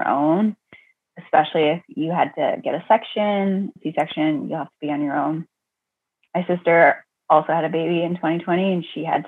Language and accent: English; Ontario, Canada; moved away as an adult; now in Massachusetts, United States; I'm originally from Ontario, Canada. So I'm a Canadian girl, but fell in love with an American, moved here